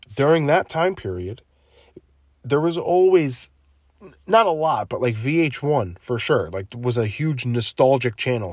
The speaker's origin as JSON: {"language": "English", "region": "New Jersey", "country": "United States", "said": "I'm from New Jersey"}